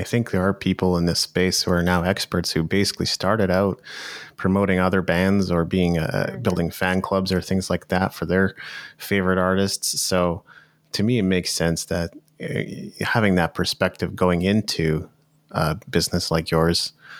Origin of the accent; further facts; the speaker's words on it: Japan; now in Canada; 'Cause I grew up in Japan, so I knew that side of things. When I returned to Canada, I had no idea who any of these artists were.